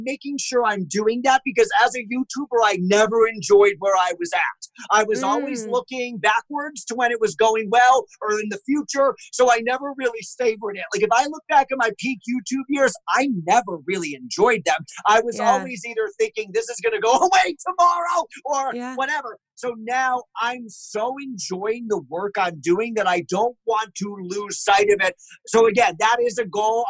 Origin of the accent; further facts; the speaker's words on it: United States; also born or lived in Massachusetts / Connecticut; I am from Connecticut and Massachusetts and spent lots of time in New York City